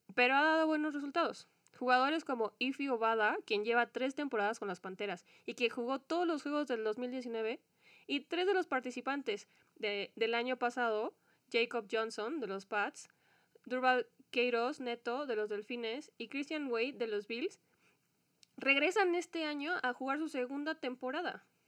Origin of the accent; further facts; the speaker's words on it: Mexico; como mexicanos